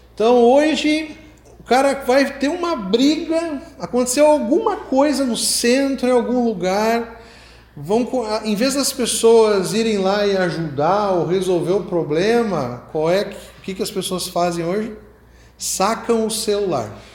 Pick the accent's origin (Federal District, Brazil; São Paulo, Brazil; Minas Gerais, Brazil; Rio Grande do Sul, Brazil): Rio Grande do Sul, Brazil; accent: gaúcho; moved away; also born or lived in Rio de Janeiro; eu tenho sotaque gaúcho, eu morava lá já